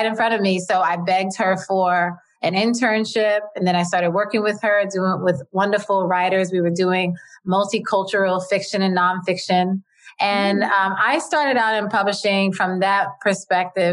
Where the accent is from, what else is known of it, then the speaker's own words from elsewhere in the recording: New York, United States; I'm from New York and I was brought up in a working class family.